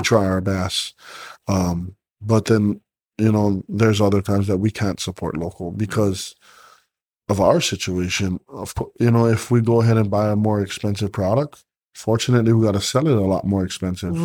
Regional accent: Hawaii, United States; But us as Hawaiian, or me as a Hawaiian

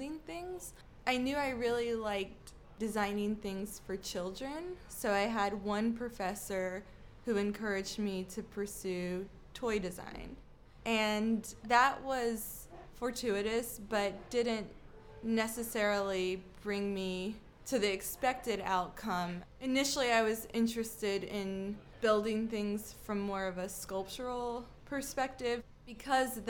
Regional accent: South Georgia, United States; Since I grew up in South Georgia, throughout middle school and high school

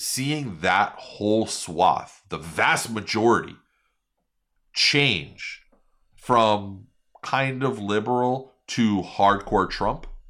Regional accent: New York, United States; now in Miami, United States; growing up in New York

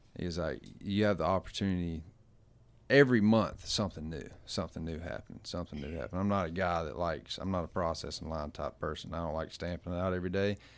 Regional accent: Gulf Coast, United States; moved away; I come from the Gulf, which if you don't drive one hundred and seventy miles, you ain't finding

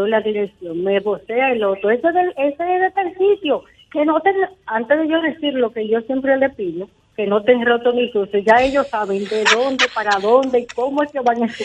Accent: San Cristóbal, Dominican Republic; Les cuento que yo soy de pueblo, yo soy de San Cristóbal, y en mi caso, el colmadero sigue parte de la familia

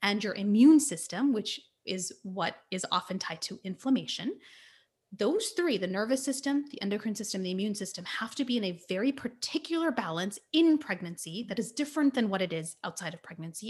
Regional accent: California, United States; So, I was born and raised in California, um, and my parents immigrated here from India.

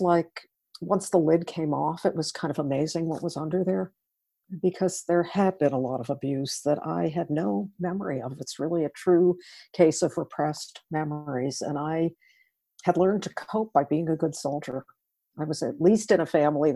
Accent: outside of New York City, United States; I grew up outside of New York City in a middle-class family

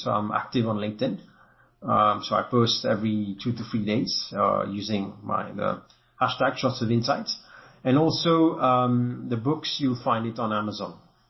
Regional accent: France; accent: French; English is a second language; you can imagine my accent is a bit French, so it's not, won't fly with everyone

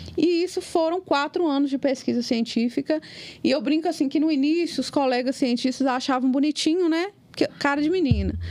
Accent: Capelinha, Minas Gerais, Brazil; now in Ipatinga, Brazil; Hoje eu moro em Patinga, mas eu sou lá de Capelinha

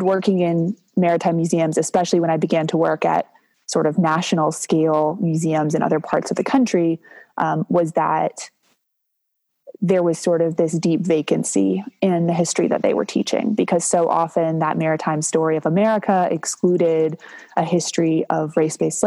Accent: Durham, North Carolina, United States; I grew up here in Durham

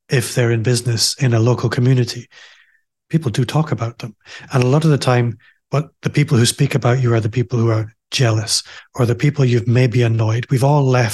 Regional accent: Aberdeen, Scotland, United Kingdom; moved away as an adult; now in Glasgow, United Kingdom; I'm also from Aberdeen, as you might be able to tell if you're listening. I left Aberdeen a couple of years ago. I live in Glasgow now.

